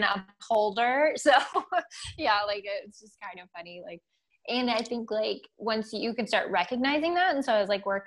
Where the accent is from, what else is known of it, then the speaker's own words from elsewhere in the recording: England, United Kingdom; now in Germany; I'm English, so I grew up very not woo-woo at all